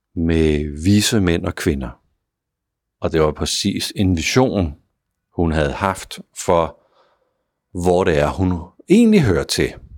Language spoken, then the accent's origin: Danish; Denmark; vi gør det på som danskere